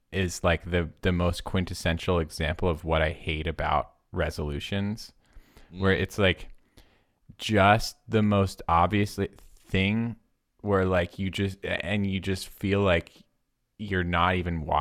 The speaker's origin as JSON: {"language": "English", "country": "United States", "said": "I, I am an American"}